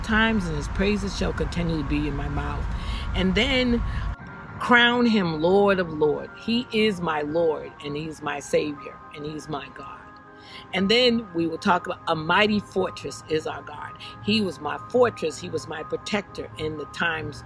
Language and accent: English; Bridgeport, Connecticut, United States; also born or lived in Boston; my hometown in Bridgeport, Connecticut